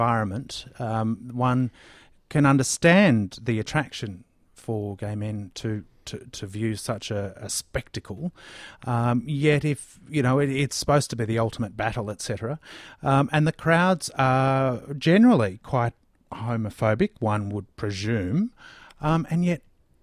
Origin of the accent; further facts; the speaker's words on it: Bendigo, Victoria, Australia; now in Melbourne, Australia; still in my hometown of Bendigo